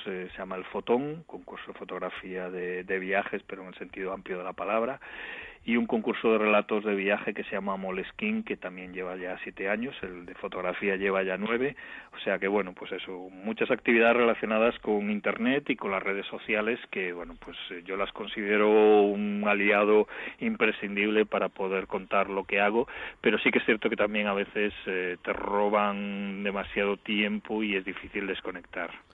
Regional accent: A Coruña, Galicia, Spain; soy de La Coruña

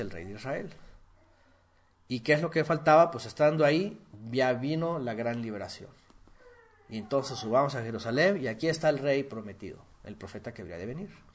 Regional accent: Guerrero, Mexico; Allá en mi pueblo, en Guerrero, hay gente que come sangre.

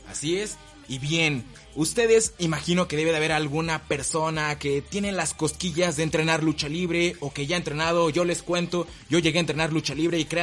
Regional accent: Tulancingo, Hidalgo, Mexico; Sí, claro, soy de Tulancingo.

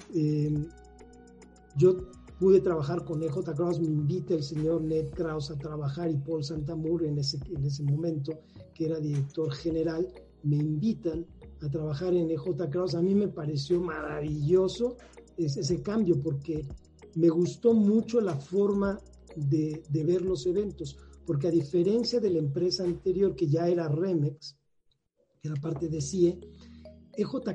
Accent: Mexico City, Mexico; yo soy oriundo de acá, de la Ciudad de México, soy flor de asfalto totalmente. Nací en la Ciudad de México

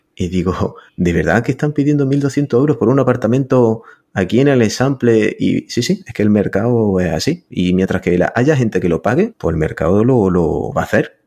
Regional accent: Granada, Andalusia, Spain; now in Florida, United States; Yo soy de Granada

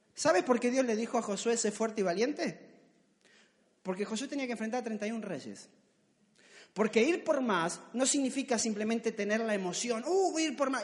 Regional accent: Argentina; accent: Argentine; me salió argentino

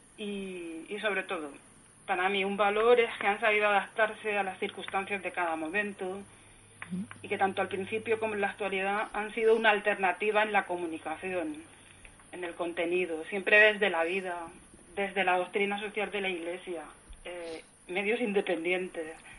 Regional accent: Elche, Valencian Community, Spain; moved away as an adult; now in Madrid, Spain; yo soy, soy una alicantina, nacida en Elche

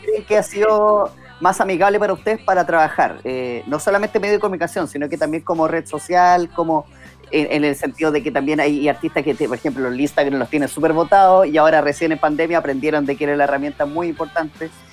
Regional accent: Chile; no nos toca como chilenos

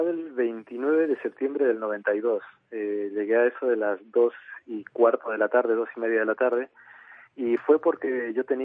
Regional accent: Arequipa, Peru; Arequipa es una, una ciudad que a mí me recuerda mucho siempre

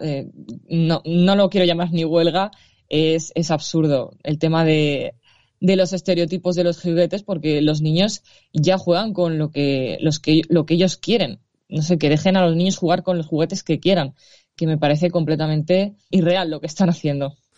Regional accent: Valencia, Valencian Community, Spain; Yo soy de Valencia

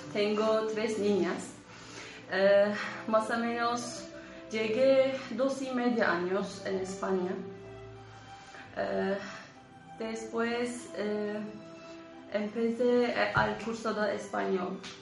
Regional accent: Turkey; Spanish is a second language; moved away as an adult; now in Spain; soy de Turquía

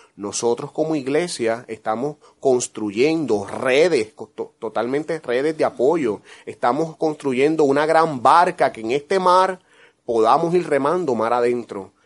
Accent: San Lorenzo, Puerto Rico; contento de estar en mi tierra, en Puerto Rico, en mi pueblo, San Lorenzo

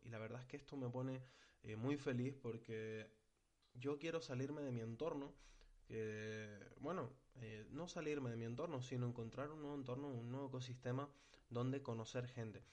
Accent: Tenerife, Canary Islands, Spain; yo soy de Tenerife

